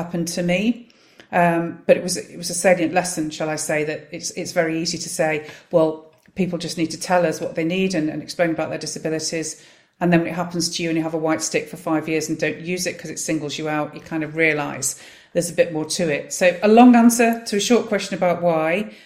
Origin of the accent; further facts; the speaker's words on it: Manchester, North West England, United Kingdom; I'm born and bred in Wythenshawe, South Manchester